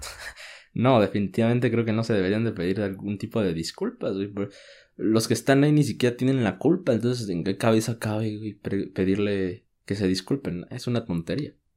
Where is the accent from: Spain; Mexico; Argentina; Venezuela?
Mexico